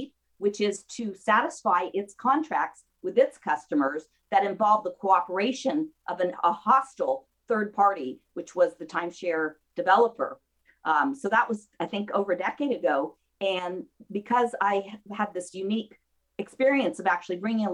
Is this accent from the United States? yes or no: yes; Mendocino County, California, United States; also born or lived in Santa Cruz, California; now in Camarillo, United States; I grew up in Mendocino County